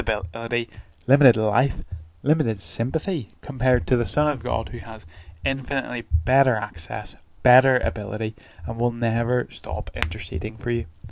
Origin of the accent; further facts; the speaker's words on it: Northern Ireland, United Kingdom; moved away; I'm from Northern Ireland